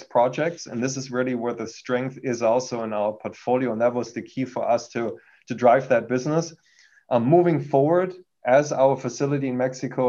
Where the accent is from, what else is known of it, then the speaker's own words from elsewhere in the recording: Germany; accent: German; English is a second language; moved away as an adult; now in United States; I've been originally born in Germany. You can hear that from my accent. Came to the US almost 20 years ago.